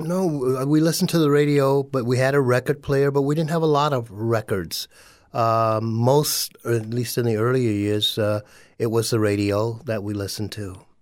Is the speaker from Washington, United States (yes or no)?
no; West Palm Beach, Florida, United States; born or raised there; moved away as an adult; also born or lived in Sanford, Florida / Minnesota / Pennsylvania